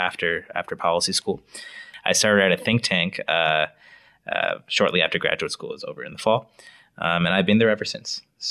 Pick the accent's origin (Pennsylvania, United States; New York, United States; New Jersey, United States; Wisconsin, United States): Wisconsin, United States; also born or lived in Illinois; I was born near Chicago, moved to Wisconsin when I was six, ended up going to high school there, college at the University of Wisconsin-Madison.